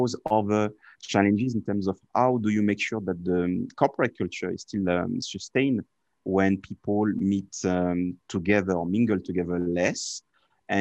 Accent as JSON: {"language": "English", "country": "France", "said": "being French"}